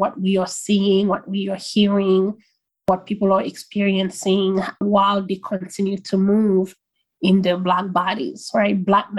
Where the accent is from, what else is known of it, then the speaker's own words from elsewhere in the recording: Haiti; now in United States; I was born in Haiti, moved to the United States